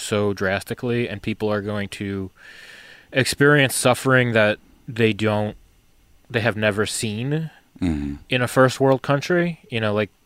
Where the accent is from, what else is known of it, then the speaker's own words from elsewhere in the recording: New York, United States; now in Seattle area, United States; being in New York, growing up in New York